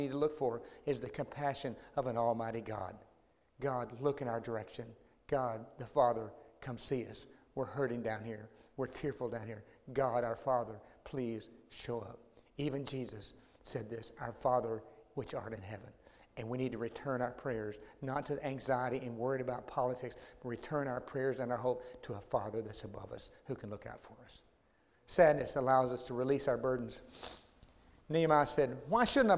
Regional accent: Dallas, Texas, United States; when I grew up in Oak Cliff, about 20-something miles from here

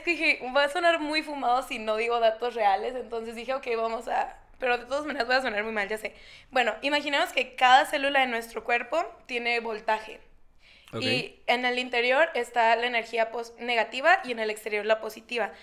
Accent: Nogales, Sonora, Mexico; moved away as an adult; now in Guadalajara, Mexico; no soy de aquí, soy de Nogales, Sonora

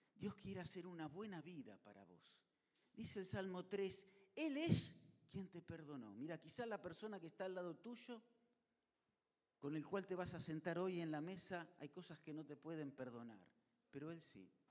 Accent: Argentina; Así somos los argentinos

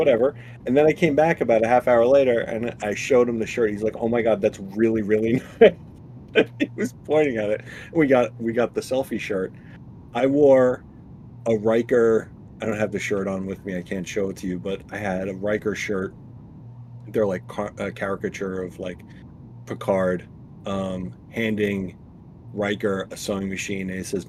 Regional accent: New York, United States; I was like, I'm from New York.

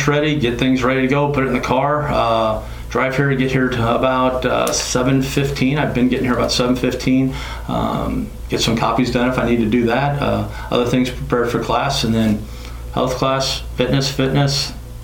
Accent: Decatur, Illinois, United States; I was born in Decatur, Illinois. I am a small town kid. I graduated from Argenta Oriana High School, which is northwest in between Decatur and Monticello

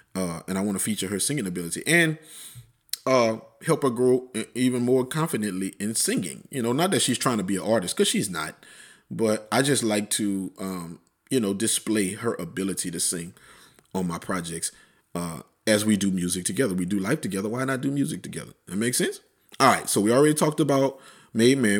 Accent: Plaquemine, Louisiana, United States; moved away; Plaquemine, wh-, which is my hometown.

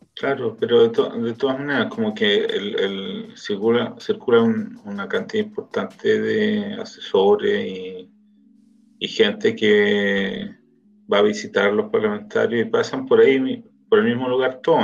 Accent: Chile; now in Israel; nosotros como organización de chilenos

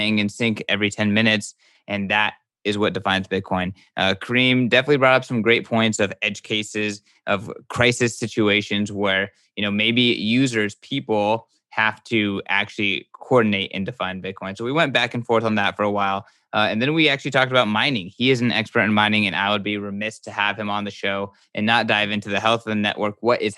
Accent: Egypt; I am sitting across the stream from a fellow Egyptian

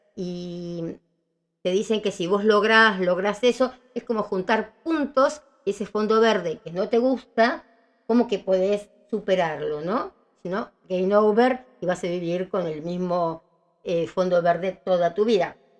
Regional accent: Villa Ballester, Buenos Aires Province, Argentina; me tuvieron en Ballester, Cuba 136

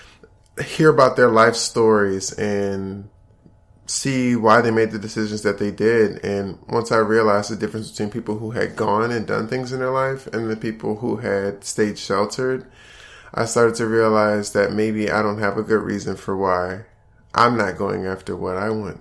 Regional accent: Prince George's County, Maryland, United States; moved away as an adult; now in Atlanta, United States; I'm originally from Maryland, right outside of D.C. And I grew up in Prince George's County

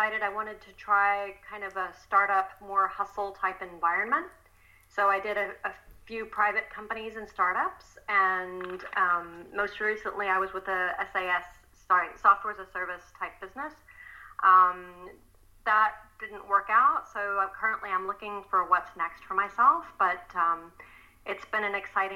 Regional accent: Texas, United States; moved away as an adult; also born or lived in Belgium; I'm originally from Texas, but I moved to Belgium to marry my Belgian husband many years ago.

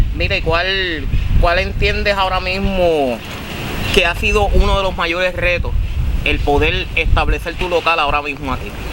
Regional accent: Comerío, Puerto Rico; de mi pueblo comerio

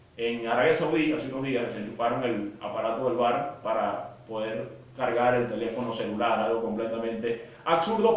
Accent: Venezuela; como venezolano

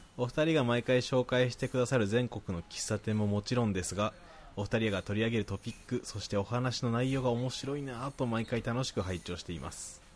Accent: Nagoya, Aichi, Japan; accent: Nagoya dialect; どっちも名古屋育ちなもんで

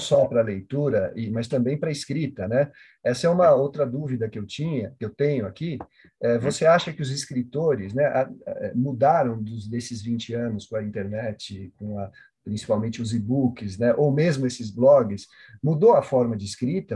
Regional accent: São Paulo, Brazil; eu também nasci aqui na Zona Sul de São Paulo

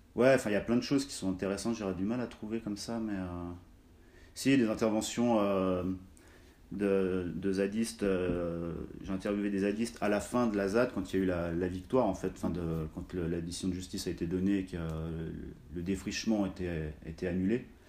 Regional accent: Cluses, Auvergne-Rhône-Alpes, France; je suis originaire de la vallée de l'Arve, de Cluse, qui est située entre euh, Chamonix et Annemasse. Euh, j'ai grandi en Haute-Savoie

